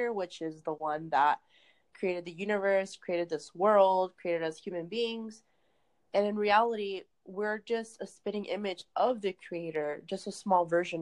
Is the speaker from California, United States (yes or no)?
yes; California, United States; I am from California